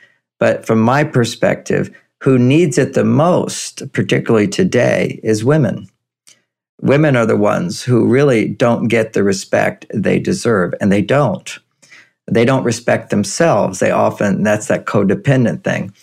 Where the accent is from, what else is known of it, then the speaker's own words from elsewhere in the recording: Texas, United States; I grew up in Texas